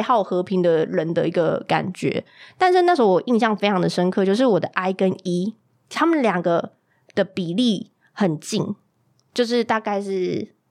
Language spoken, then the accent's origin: Chinese; Kaohsiung, Taiwan; 我们这一群高雄人